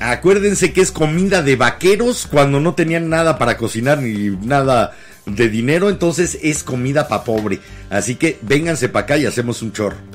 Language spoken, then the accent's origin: Spanish; Mexico City, Mexico; De la Ciudad de México somos capitalinos, no chilangos